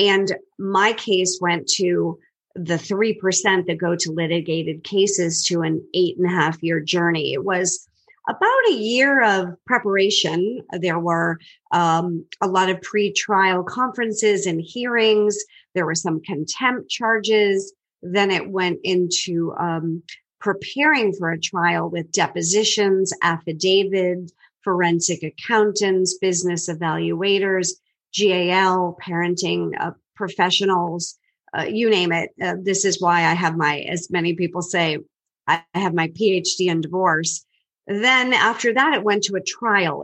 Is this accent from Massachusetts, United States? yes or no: yes; Boston, Massachusetts, United States; I'm originally from the Boston area, and people always say, no, you're not. You don't sound like it, but I am born and raised